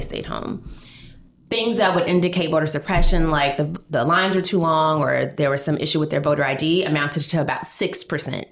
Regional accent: Georgia, United States; now in New York, United States; I'm from Georgia.

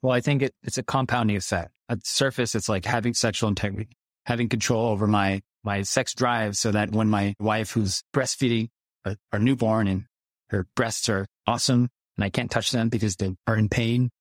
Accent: United States; I grew up in America

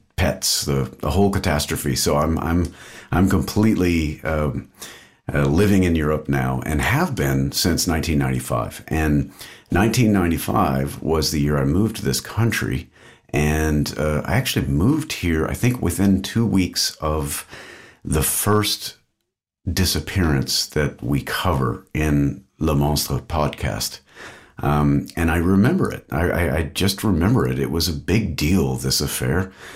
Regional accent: Austin, Texas, United States; moved away as an adult; now in Belgium; I'm from Austin, Texas, grew up there

